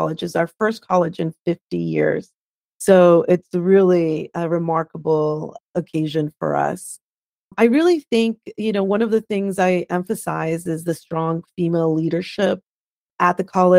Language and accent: English; La Paz, Bolivia; now in United States; I'm originally from La Paz, Bolivia. I came to the United States as a political refugee